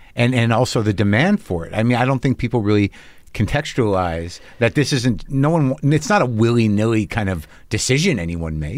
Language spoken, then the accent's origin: English; New Mexico, United States; I grew up in New Mexico